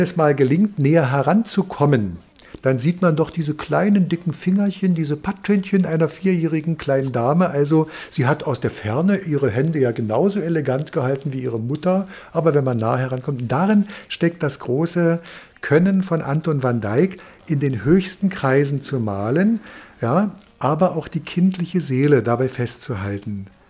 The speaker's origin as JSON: {"language": "German", "country": "Germany", "said": "bei uns in Deutschland"}